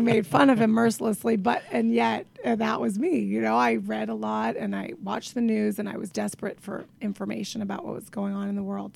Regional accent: Tucson, Arizona, United States; now in Brooklyn, United States; I grew up in Tucson, Arizona, which is, by the way, the end of the earth

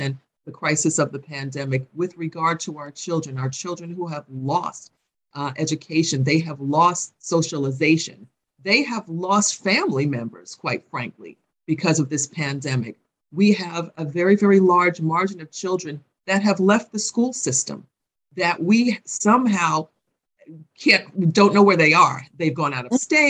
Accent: New York City, New York, United States; I grew up in Hollis, Queens, yay, Queens

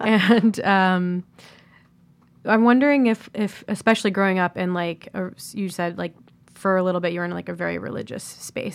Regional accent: Columbus, Ohio, United States; Columbus, Ohio

